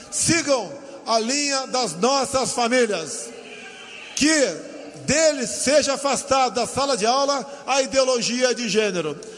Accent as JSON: {"language": "Portuguese", "region": "Northeast Region", "country": "Brazil", "said": "como nordestino que estou, que eu sou, com muito orgulho."}